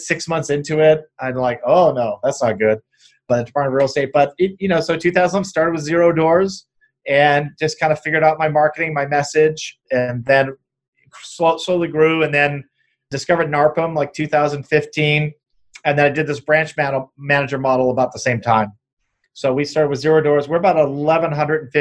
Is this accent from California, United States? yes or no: yes; Apple Valley, California, United States; Southern California, I'm from Apple Valley